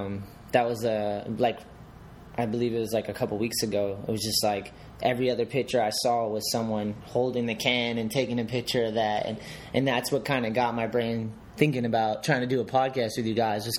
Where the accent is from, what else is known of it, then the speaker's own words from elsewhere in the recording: New England, United States; growing up in New England